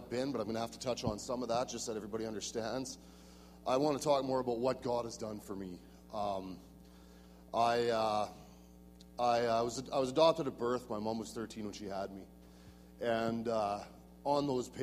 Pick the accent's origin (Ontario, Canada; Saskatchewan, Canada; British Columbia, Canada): Saskatchewan, Canada; I'm from Saskatchewan, southwest corner.